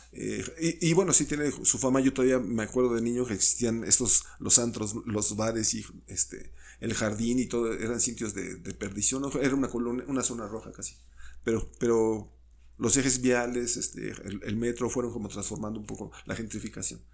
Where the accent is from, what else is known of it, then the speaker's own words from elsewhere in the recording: Mexico City, Mexico; yo nací en, en, la Ciudad de México, en Tonalá 54